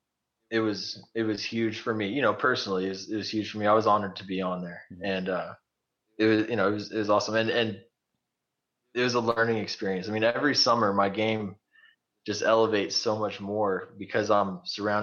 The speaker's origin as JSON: {"language": "English", "town": "Goliad", "region": "Texas", "country": "United States", "said": "I'm from Goliad, right down the road."}